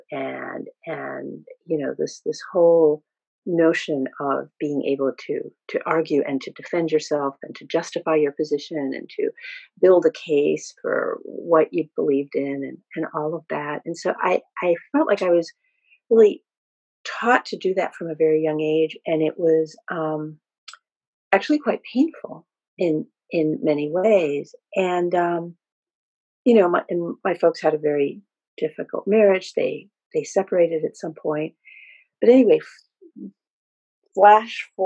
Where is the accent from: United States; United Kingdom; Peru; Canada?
Peru; born in Peru